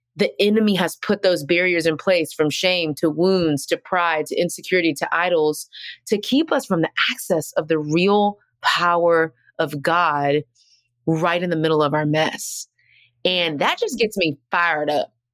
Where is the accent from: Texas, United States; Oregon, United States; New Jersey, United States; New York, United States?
Texas, United States; now in Atlanta, United States; I'm from Texas